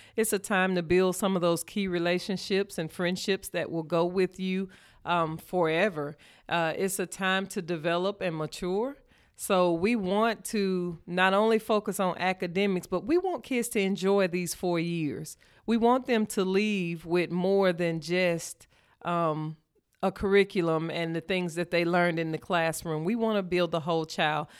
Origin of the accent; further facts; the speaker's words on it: Shannon, Mississippi, United States; I grew up in Shannon, Mississippi, Poplar Springs community